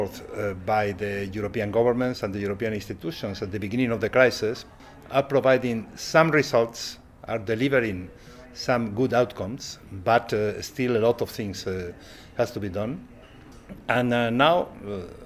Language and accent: English; Spain; from Spain